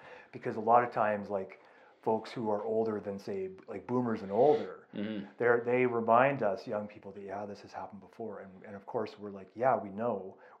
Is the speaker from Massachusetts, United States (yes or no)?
no; California, United States; now in Calgary, Canada; my upbringing in California, right? Like, my upbringing in the States.